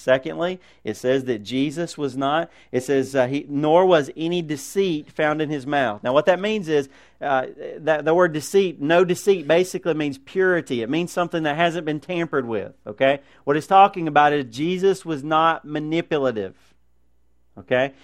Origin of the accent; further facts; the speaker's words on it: United States; as Americans